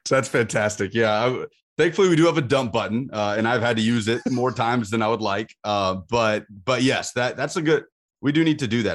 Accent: Birmingham, Alabama, United States; now in Nashville, United States; I was born in Nashville, but, uh, at a young age, we moved to Birmingham. But I stayed, you know, growing up, I was a little kid in Birmingham

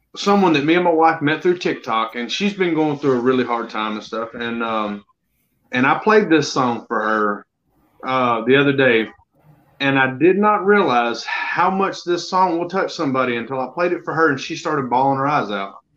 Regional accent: Alabama, United States; born and raised in Alabama

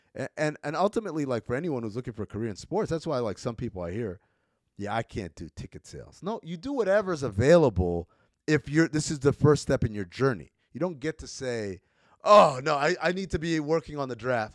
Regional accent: New York, United States; also born or lived in Sudan; I'm from New York

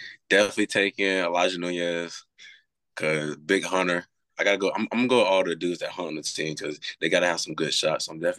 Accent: Orlando, Florida, United States; also born or lived in Gainesville, Florida / Fort Lauderdale, Florida; since right after I was born, we moved down there. So I moved from Fort Lauderdale to Orlando when I was five or six, and then lived in Orlando ever since.

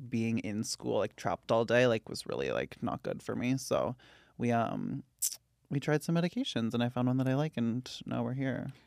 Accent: Santa Rosa, California, United States; I'm from Santa Rosa, California

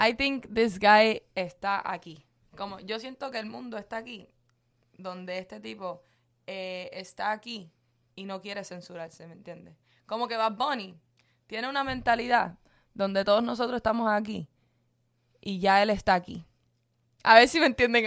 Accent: Cuba; yo soy cubana

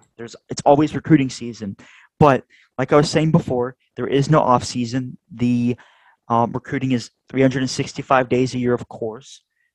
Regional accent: Southern, United States; accent: Southern; Almost pulled out my Southern accent

